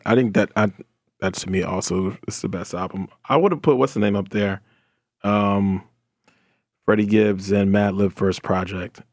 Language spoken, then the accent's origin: English; New Jersey, United States; I'm from Jersey, I grew up on J